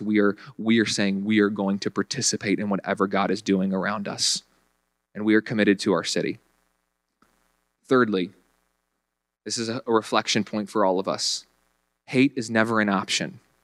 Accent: Virginia, United States; moved away as an adult; now in Buffalo, United States; I went back home to Virginia one time

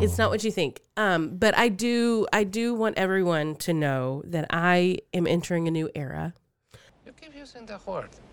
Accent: Texas, United States; moved away; also born or lived in Mississippi; I've been back in Texas for almost 20

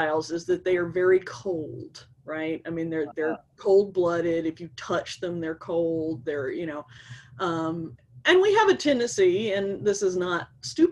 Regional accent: Atlanta, Georgia, United States; I grew up in Atlanta

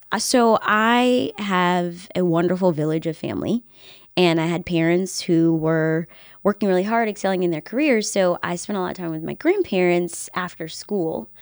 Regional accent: Henrico County, Virginia, United States; moved away; I'm from this area. I was born and raised in Henrico County

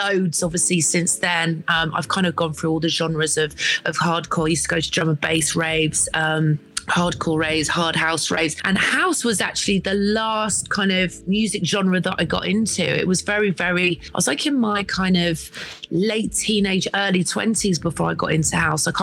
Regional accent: Weston-super-Mare, South West England, United Kingdom; moved away as an adult; also born or lived in London / Ibiza; I grew up in Weston-super-Mare

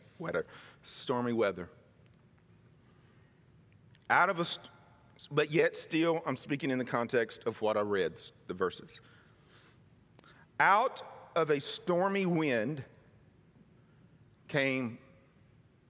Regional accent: Mississippi, United States; moved away as an adult; now in California, United States; where I was raised in Mississippi

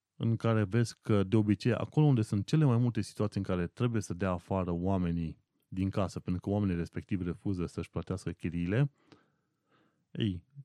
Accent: Brașov, Brașov County, Romania; moved away as an adult; now in London, United Kingdom; Nu stau ca acasă în Brașov

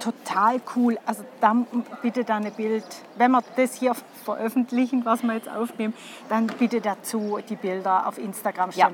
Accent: St. Gallen, Switzerland; bei uns in St. Gallen

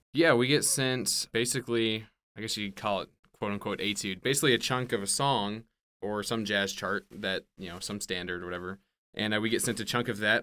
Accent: Memphis, Tennessee, United States; moved away; I grew up in Memphis

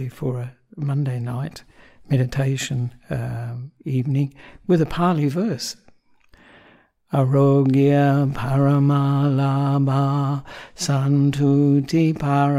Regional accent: Australia; also born or lived in Sri Lanka; I'm an Australian monk

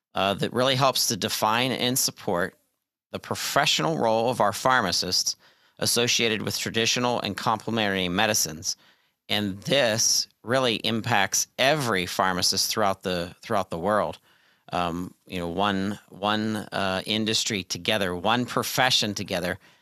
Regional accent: Pittsburgh, Pennsylvania, United States; University of Pittsburgh, uh, my hometown

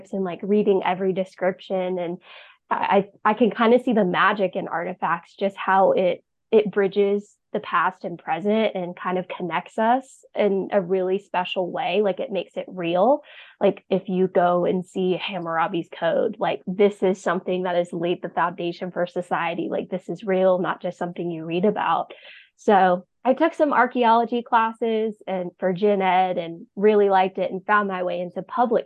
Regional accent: North Carolina, United States; I was born and raised in North Carolina

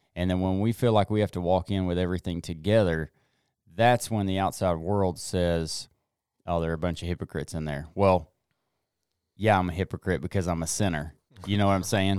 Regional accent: the South, United States; growing up in the South

